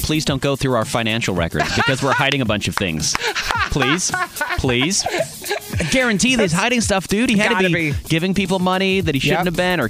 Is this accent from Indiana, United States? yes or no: yes; Indiana, United States; I grew up in Indiana where there's nothing but corn